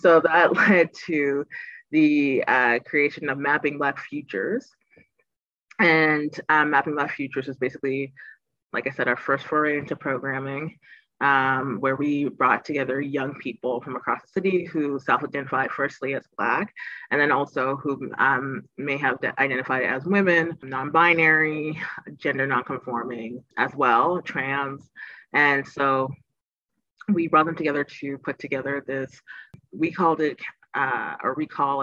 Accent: Toronto, Ontario, Canada; I'm born and raised in Toronto. So this is the city I spent most of my life

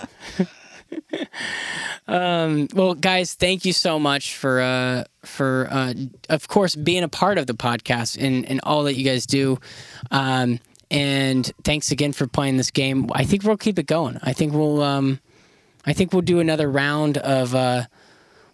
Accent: Florida, United States; I grew up in Florida

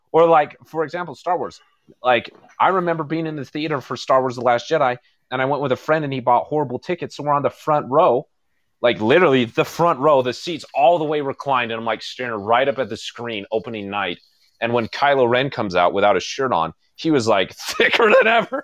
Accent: United States; I'm an American

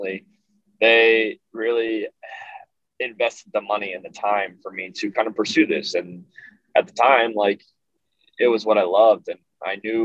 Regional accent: Woodbury, New Jersey, United States; my hometown of Woodbury

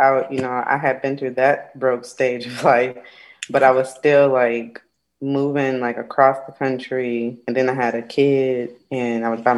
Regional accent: Chicago, Illinois, United States; moved away as an adult; also born or lived in Michigan; now in Georgia, United States; I'm from Chicago

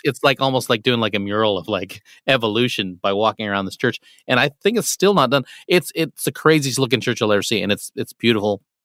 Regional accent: Nebraska, United States; one of our priests when I was growing up in Nebraska

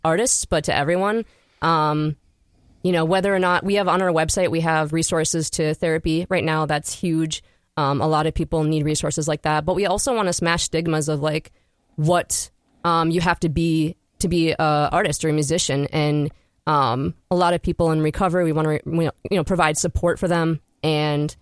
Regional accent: St. Paul, Minnesota, United States; Grew up in St. Paul, Minnesota

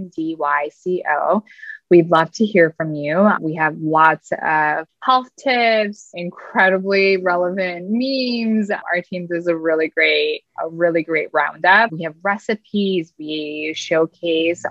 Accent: Wisconsin, United States; moved away; also born or lived in New York City; my home state of Wisconsin

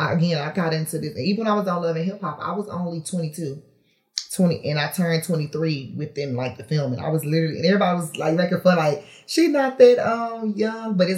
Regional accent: Houston, Texas, United States; I'm from Houston, but I'm from the north side of Houston.

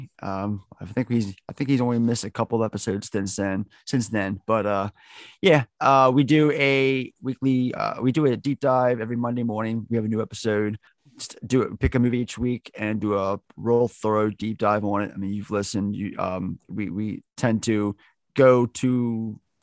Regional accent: Baltimore, Maryland, United States; here in Baltimore, where I'm from, Baltimore, Maryland

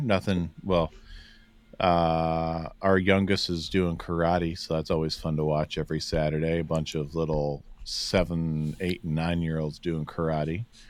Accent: Cuyahoga Falls, Ohio, United States; I'm not technically a suburb of Cleveland, but I'm close enough that I can tell someone I'm from the Cleveland area.

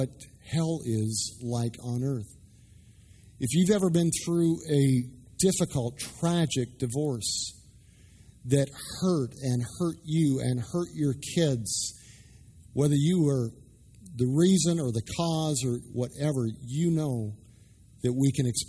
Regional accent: Canada; moved away as an adult; also born or lived in Dallas; I'm Canadian. I grew up playing hockey

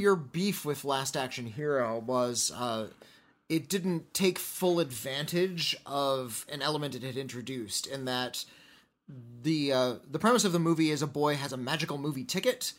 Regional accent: United States; we are from the United States

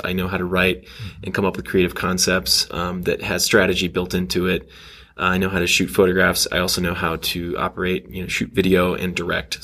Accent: Texas, United States; moved away as an adult; also born or lived in Kansas City, Missouri / Austin, Texas / Grapevine, Texas / Los Angeles, California; grew up in Texas uh, for most of my life. Uh, did a couple of stints in Kansas City, Missouri uh, for dad's job but mostly in Austin and then Grapevine, which is in between Dallas and Fort Worth

